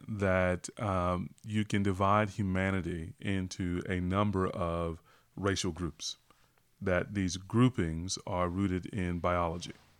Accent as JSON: {"language": "English", "region": "small town North Carolina", "country": "United States", "tie": "born or raised there", "said": "even as an African-American, I'm, I'm born and raised in North Carolina"}